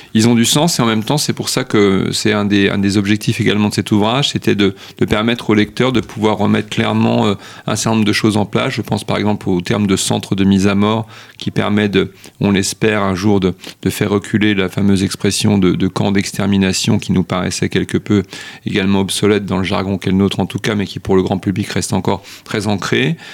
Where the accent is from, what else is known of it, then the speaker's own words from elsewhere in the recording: France; chez nous en France